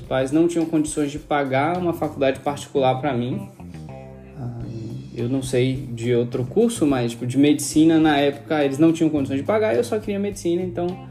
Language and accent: Portuguese; Salvador, Bahia, Brazil; moved away; Nasci em Salvador, não precisa dizer o ano, né? Pra vocês não calcularem a minha idade. É, e cresci em Estela Mares